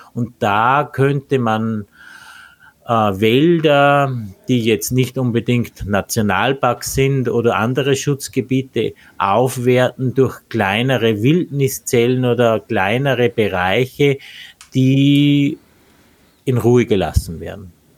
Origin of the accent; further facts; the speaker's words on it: Austria; bei uns in Österreich